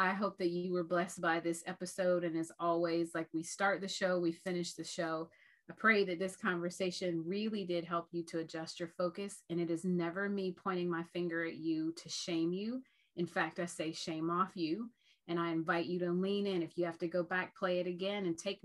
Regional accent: Ohio, United States; we're from Ohio

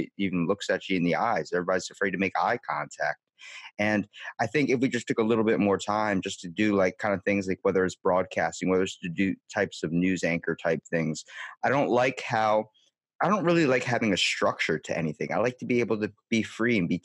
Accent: Maryland, United States; I'm from Maryland, East Coast, close to Baltimore in the States

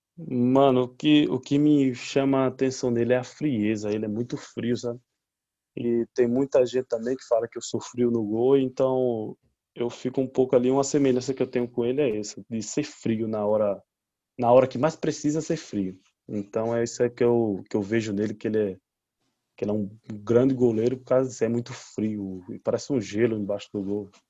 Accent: Alagoas, Brazil; moved away; minha história foi é, em Alagoas, né? Onde eu nasci que é, comecei na escolinha lá

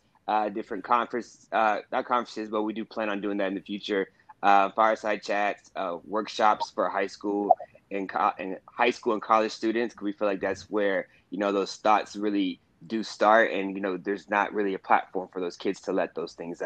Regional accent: Houston, Texas, United States; now in New York City, United States; I am from Houston, Texas

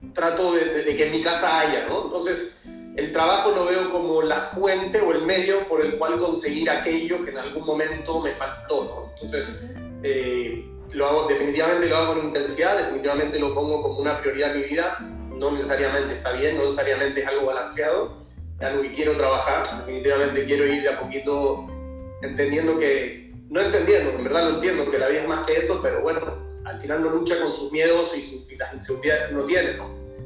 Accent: Argentina; soy un argentino superado

